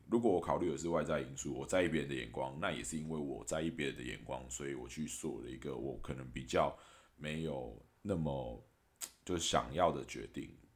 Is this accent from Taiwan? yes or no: yes; Taiwan; 我还是一直很感谢我身在台湾